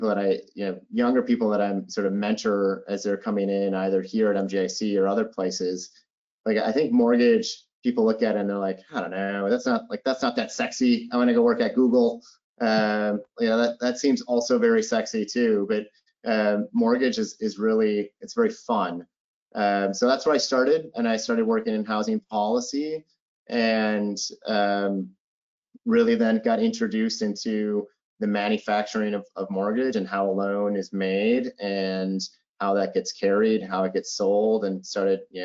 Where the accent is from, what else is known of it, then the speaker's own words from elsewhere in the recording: Minneapolis, Minnesota, United States; I am originally from Minneapolis. I grew up in Minneapolis